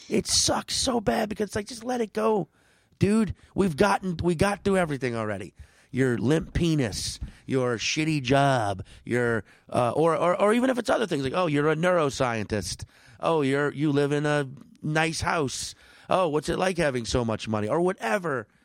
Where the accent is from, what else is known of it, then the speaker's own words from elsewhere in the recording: St. Paul, Minnesota, United States; Oh, I'm from uh, St. Paul.